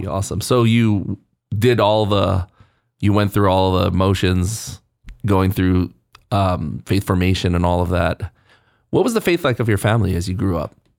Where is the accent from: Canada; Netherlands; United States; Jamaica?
United States; Hawaii; now in Houston, United States; I grew up in Hawaii, so I had no loyalties growing up.